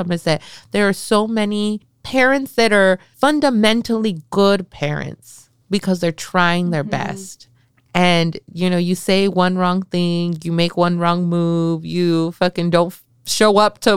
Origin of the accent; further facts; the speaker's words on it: Salinas, California, United States; I grew up in East Salinas in the 90s